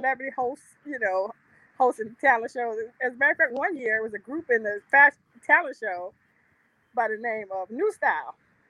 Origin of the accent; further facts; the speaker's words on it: New Jersey, United States; I'm from Jersey, so.